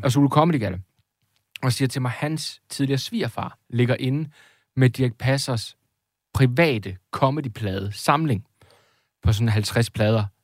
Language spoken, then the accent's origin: Danish; Jutland, Denmark; jeg er jo jyde